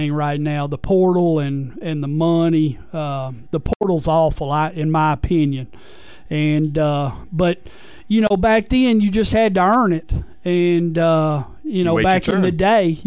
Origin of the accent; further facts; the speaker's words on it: Mineola, Texas, United States; moved away as an adult; also born or lived in Magnolia, Arkansas / Nashville, Arkansas; I grew up in Mineola, Texas.